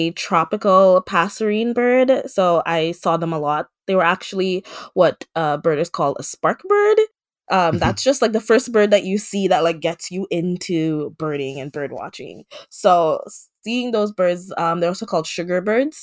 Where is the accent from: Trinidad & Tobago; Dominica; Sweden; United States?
Dominica; I am from the Commonwealth of Dominica, which is a small island in the Caribbean